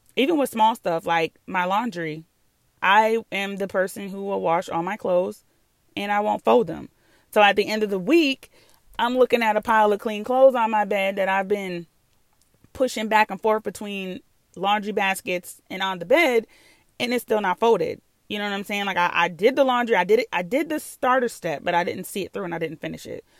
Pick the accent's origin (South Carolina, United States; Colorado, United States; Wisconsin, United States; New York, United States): New York, United States; moved away; I'm from New York.